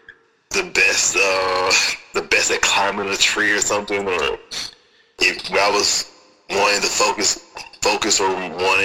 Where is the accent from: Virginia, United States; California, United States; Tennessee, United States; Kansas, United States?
Tennessee, United States; Memphis; I'm originally from Memphis, Tennessee. North Memphis, Tennessee